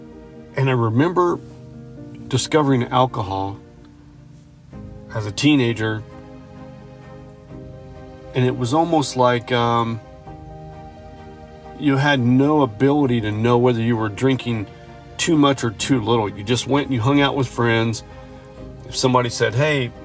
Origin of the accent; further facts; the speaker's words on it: hometown about 15 miles from Kokomo, Indiana, United States; We're going to drive back to my hometown from Kokomo